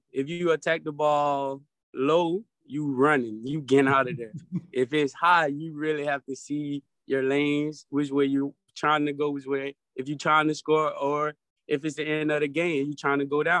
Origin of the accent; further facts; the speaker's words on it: Atlanta, Georgia, United States; It was very diverse. I had my struggles and I had my blessing times. And I loved it. Atlanta is a wonderful place to stay, a wonderful place to live, and a wonderful place to grow your family.